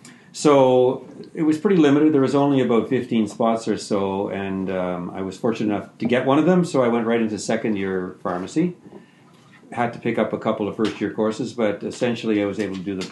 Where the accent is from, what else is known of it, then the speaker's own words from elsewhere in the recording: Ottawa Valley, rural Ontario, Canada; I grew up in rural Ontario, a small town in the Ottawa Valley, and I've come back to it. I live in the same town that I grew up in.